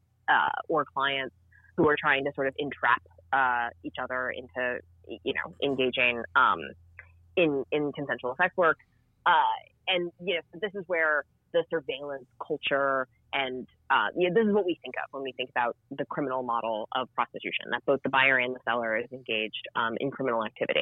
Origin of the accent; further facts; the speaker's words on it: American South, United States; I grew up in the American South